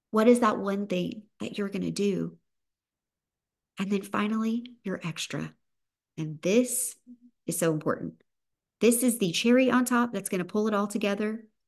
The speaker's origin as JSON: {"language": "English", "area": "the South", "region": "Southern United States", "country": "United States", "accent": "Southern", "said": "my Southern accent"}